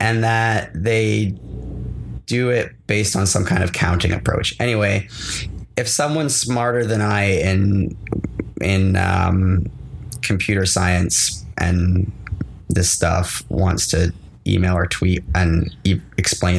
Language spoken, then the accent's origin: English; Scotland, United Kingdom; moved away; I'm a British. I grew up in Scotland